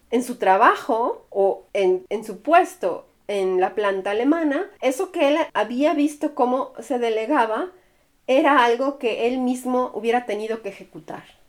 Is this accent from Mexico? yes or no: yes; Mexico; now in Germany; mi país